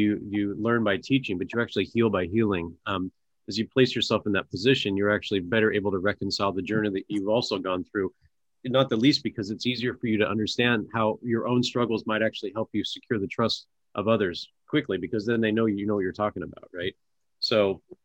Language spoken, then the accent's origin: English; Portland, Oregon, United States; we're both from Portland area